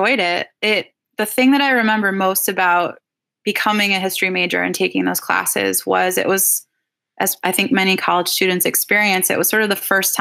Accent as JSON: {"language": "English", "area": "Twin Cities, a suburb of St. Paul", "region": "Minnesota", "country": "United States", "tie": "born or raised there", "said": "I grew up in the Twin Cities, a suburb of St. Paul."}